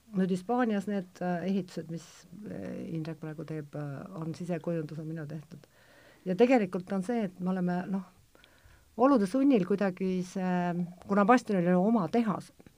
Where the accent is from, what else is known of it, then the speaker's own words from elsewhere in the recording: Kohtla-Järve, Ida-Viru County, Estonia; ma olen nagu väiksest peale kuna ma olen Kohtla-Järvelt, siis ma muidugi käisin Pesni Bleski selle tantsuringis